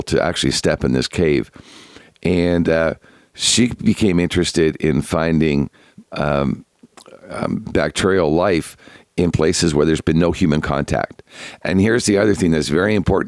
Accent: Canada; being Canadian

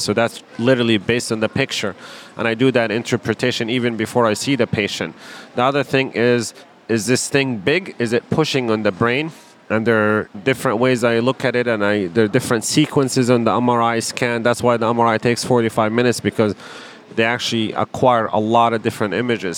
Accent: Palestine; also born or lived in Wisconsin, United States; now in Chicago, United States; I grew up in Palestine.

